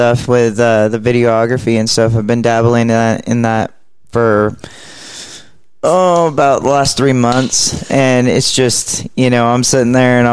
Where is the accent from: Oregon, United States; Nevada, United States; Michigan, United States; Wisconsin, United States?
Oregon, United States; moved away as an adult; now in Texas, United States; I'm from Oregon